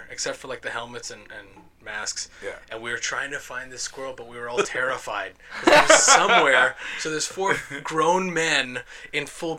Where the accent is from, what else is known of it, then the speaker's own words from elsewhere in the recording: Managua, Nicaragua; born there; I was born in Managua, Nicaragua.